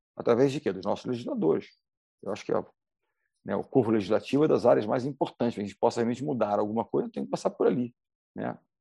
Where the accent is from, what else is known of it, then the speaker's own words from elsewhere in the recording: Rio de Janeiro, Brazil; Segue aqui no Rio, eu sou do Rio de Janeiro. O Rio de Janeiro, carioca